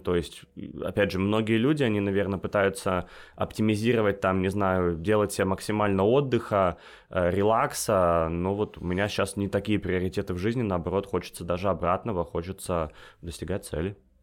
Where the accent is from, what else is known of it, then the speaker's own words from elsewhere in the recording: United States; moved away as an adult; also born or lived in Russia; now in Dakar, Senegal; я родился в России, э, вырос в Штатах, и сейчас работаю в Африке, в Дакаре, это столица Сенегала.